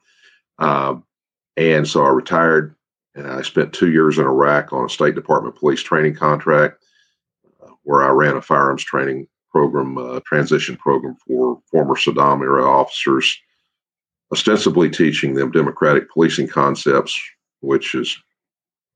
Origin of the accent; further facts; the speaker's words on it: Victoria, Texas, United States; also born or lived in Irving, Texas; I was born in South Texas, in Victoria, where my dad was working